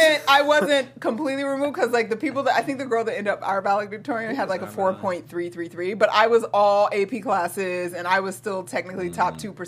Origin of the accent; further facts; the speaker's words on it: Georgia, United States; I'm a Southern girl, y'all. I'm from Georgia. Born and raised, for the most part.